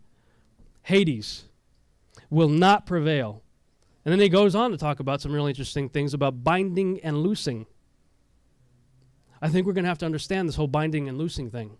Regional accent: Texas, United States; I grew up in Texas, so, okay? You know, I'm from Texas

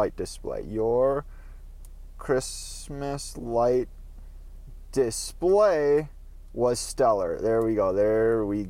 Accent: Minnesota, United States; accent: northern; I'm from Minnesota

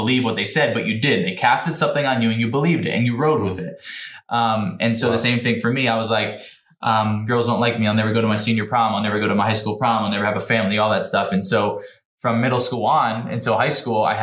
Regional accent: New Jersey, United States; I'm from New Jersey, so wrestling's a big deal

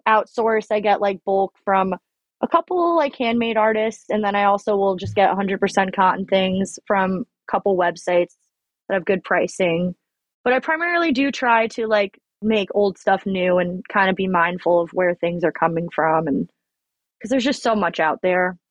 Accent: Long Island, New York, United States; moved away as an adult; now in Oregon, United States; I grew up on Long Island

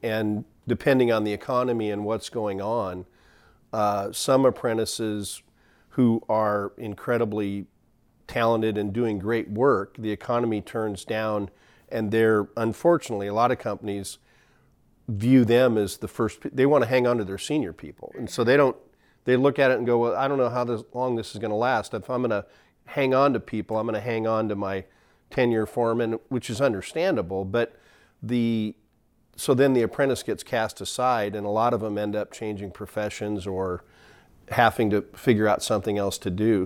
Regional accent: McMinnville, Oregon, United States; I grew up in McMinnville

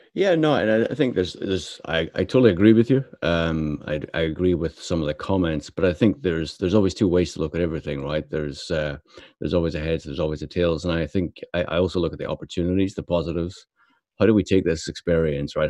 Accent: Belfast, Northern Ireland, United Kingdom; me being brought up in Belfast

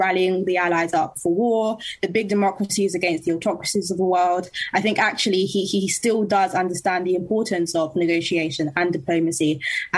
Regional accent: London, United Kingdom; I'm from London and I'm a contributor for Young Voices UK

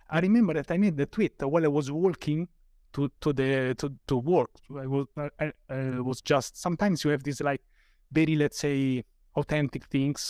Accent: Rome, Lazio, Italy; I'm from Rome, Italy

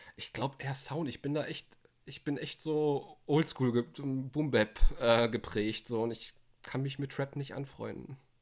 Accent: Ruhr area, North Rhine-Westphalia, Germany; Ich bin halt sehr Ruhrpott-geprägt, weil das ja auch meine Heimat ist eigentlich

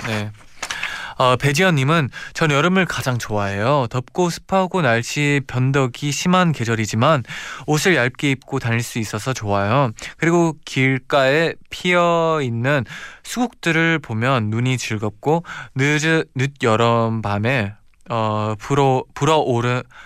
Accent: Chicago, Illinois, United States; moved away; 저는 시카고에서 왔으니까 되게 눈도 많고 겨울에도 엄청 춥잖아요.

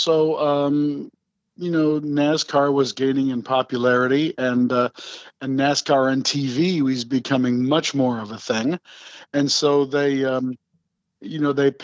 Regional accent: Upland, California, United States; Riverside was my home racetrack at the time. I lived in a little burb called Upland

